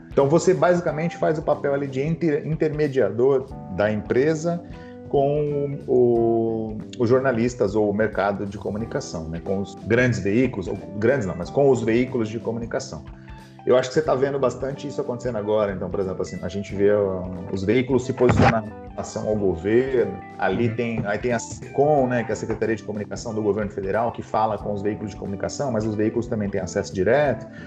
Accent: São Paulo, Brazil; Eu nasci no Capão Redondo, né? então, mais precisamente no Jardim Comercial, no Capão Redondo, no extremo sul da Zona Sul de São Paulo.

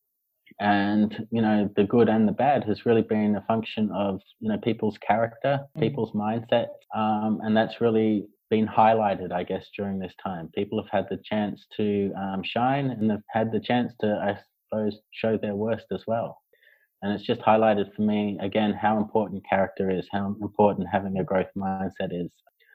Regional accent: Australia; moved away as an adult; also born or lived in Hong Kong; now in Beijing, China; I'm from Australia.

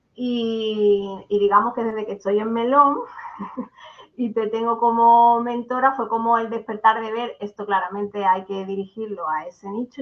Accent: Barbate, Andalusia, Spain; also born or lived in Granada; now in Seville, Spain; vivo en Sevilla ahora mismo, pero soy de Barbate, de Cádiz, de un pueblecito del sur.

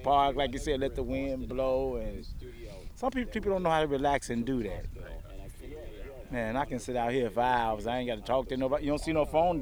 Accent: Chicago, Illinois, United States; moved away as an adult; now in Lincoln, United States; I'm from Chicago.

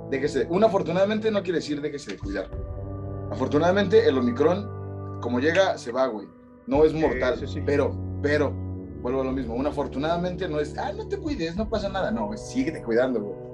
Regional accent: Mexico

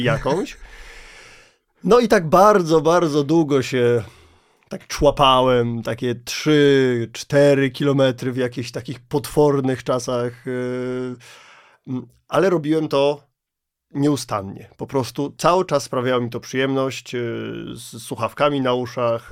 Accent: Kielce, Świętokrzyskie Voivodeship, Poland; to jest osiedle, z którego ja jestem

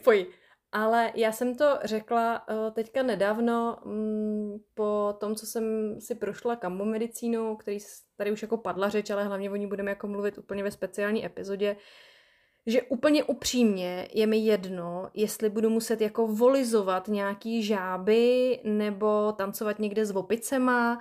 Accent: Czechia

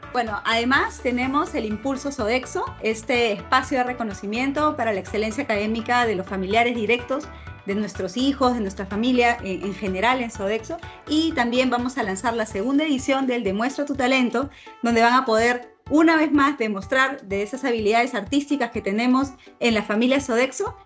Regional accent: Peru; como peruanos

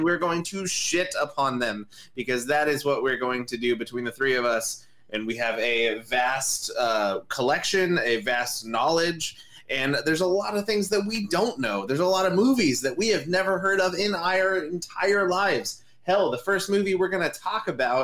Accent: Southern California, United States; I am from Southern California.

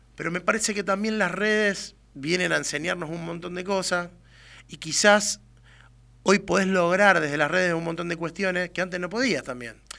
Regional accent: Argentina; somos argentinos

